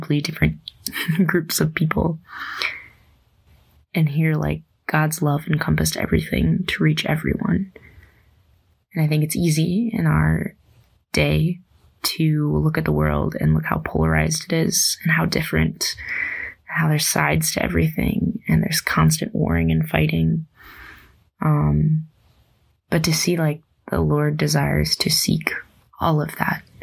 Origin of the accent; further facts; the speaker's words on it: Dimock, South Dakota, United States; I grew up in St. Peter and Paul Parish of Dimmick, South Dakota.